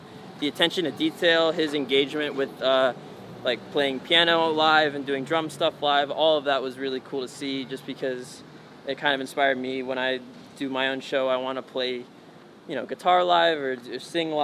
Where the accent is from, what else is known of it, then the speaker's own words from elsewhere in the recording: San Francisco, California, United States; also born or lived in Palo Alto; I was born in San Francisco, went to school there